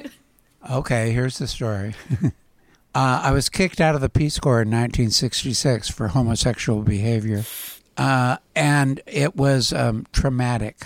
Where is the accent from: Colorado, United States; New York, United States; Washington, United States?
Washington, United States; Port Angeles; I grew up on a tenant dairy farm in a very rural environment